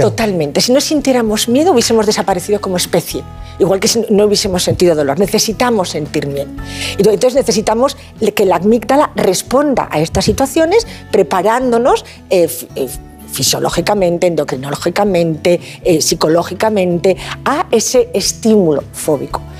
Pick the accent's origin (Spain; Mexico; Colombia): Spain; Asturias; now in Valencia, Spain; Soy asturiana de corazón, valenciana de adopción y además ah. muy feliz de estar en Valencia, de vivir en ah, Valencia